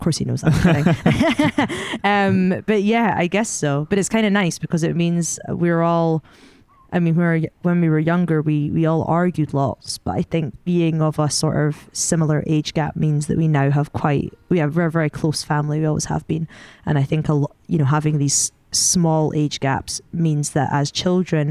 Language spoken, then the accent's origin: English; Scotland, United Kingdom; as you can tell from my accent, I'm Scottish. Maybe you can't tell, I don't know, but I'm Scottish